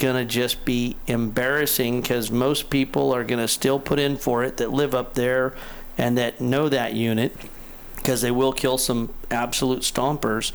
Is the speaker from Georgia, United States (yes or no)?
no; Crescent City, California, United States; my hometown of Crescent City